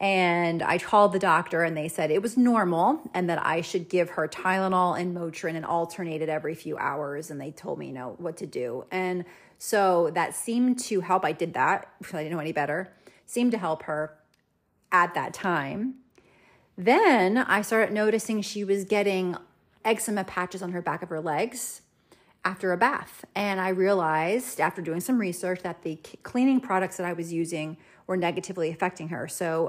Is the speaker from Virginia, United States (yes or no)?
no; New Jersey, United States; we PCS'd back to the United States and we went back to my home state of New Jersey.